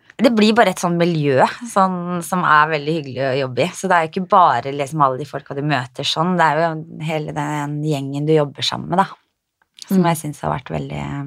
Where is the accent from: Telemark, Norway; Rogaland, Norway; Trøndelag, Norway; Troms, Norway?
Telemark, Norway; Skien; jeg er fra Skien.